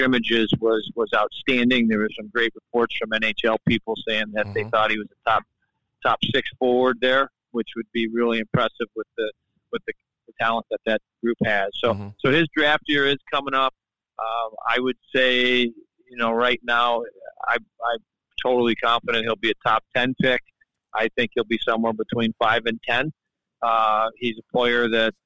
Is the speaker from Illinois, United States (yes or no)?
yes; Chicago, Illinois, United States; Stan Mikita was my idol growing up in Chicago